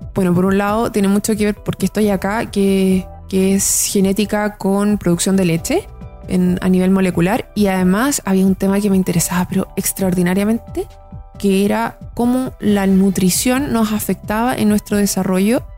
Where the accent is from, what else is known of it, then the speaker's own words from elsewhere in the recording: Santiago, Santiago Metropolitan Region, Chile; yo soy de Santiago, estudié en un colegio en la Florida, hice toda mi primera enseñanza ahí